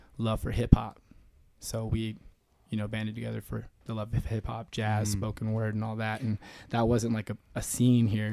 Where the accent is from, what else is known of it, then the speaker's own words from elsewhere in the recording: Reno, Nevada, United States; also born or lived in Oklahoma City, Oklahoma / Carson City, Nevada / Oahu, Hawaii; then to Reno, 92. And so I went to elementary, middle, and high school here